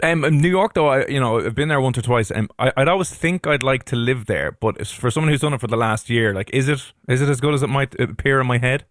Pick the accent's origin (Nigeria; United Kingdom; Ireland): Ireland; as Irish people